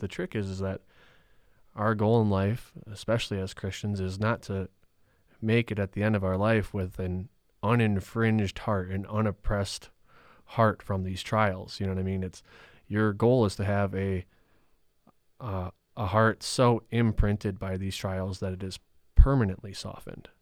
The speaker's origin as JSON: {"language": "English", "town": "Rhinelander", "region": "Wisconsin", "country": "United States", "tie": "born or raised there", "said": "I grew up in Rhinelander, Wisconsin"}